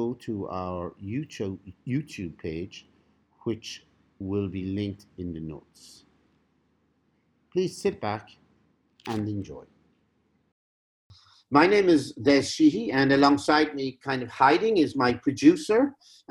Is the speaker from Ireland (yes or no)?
yes; Cork, Munster, Ireland; both of us being from Cork